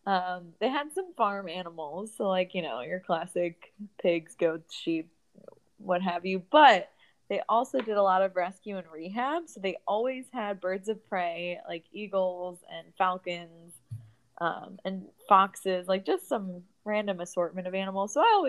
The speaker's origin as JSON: {"language": "English", "area": "Long Island", "region": "New York", "country": "United States", "tie": "born or raised there", "said": "Well, I grew up on Long Island, New York."}